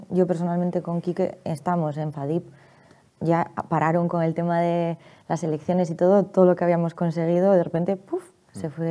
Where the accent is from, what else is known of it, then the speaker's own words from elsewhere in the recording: Barakaldo, Basque Country, Spain; Y yo soy de Baracaldo